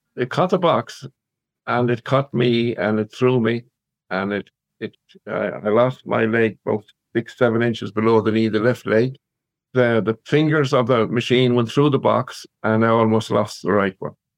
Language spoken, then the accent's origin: English; Claregalway, Connacht, Ireland; now in Loughrea, Ireland; born and reared in Clare, Galway, little country uh, village outside Galway, about seven miles outside Galway